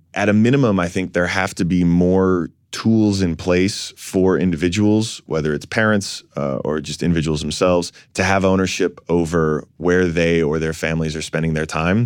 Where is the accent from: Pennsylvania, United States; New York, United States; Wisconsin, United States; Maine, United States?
New York, United States; New York City; I was born in Fort Greene